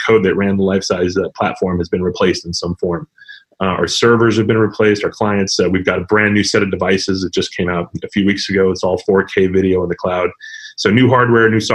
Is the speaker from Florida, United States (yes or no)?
no; El Paso, Texas, United States; moved away; also born or lived in New York; I grew up in West Texas, in El Paso specifically